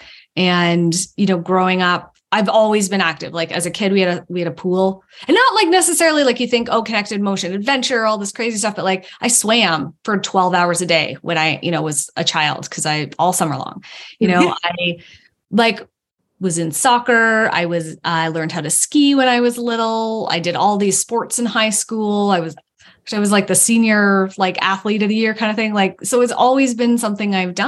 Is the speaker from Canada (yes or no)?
yes; Canada; also born or lived in Toronto; I'm actually Canadian. So I live up in Toronto